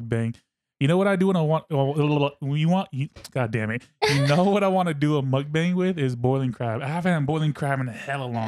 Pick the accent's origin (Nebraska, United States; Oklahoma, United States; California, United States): California, United States; Fairfield; also born or lived in Suisun City, California / Vallejo, California; I grew up in Sissoon and Fairfield, and Vallejo